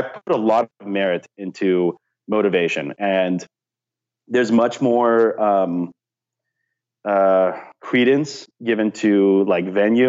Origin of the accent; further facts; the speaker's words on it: California, United States; maybe it's just part of me because I'm from Southern California